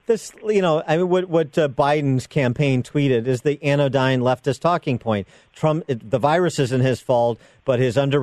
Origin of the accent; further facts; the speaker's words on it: Illinois, United States; my home state